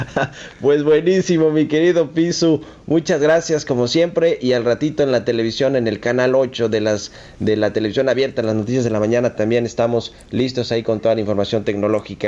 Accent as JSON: {"language": "Spanish", "country": "Mexico", "said": "nuestro país"}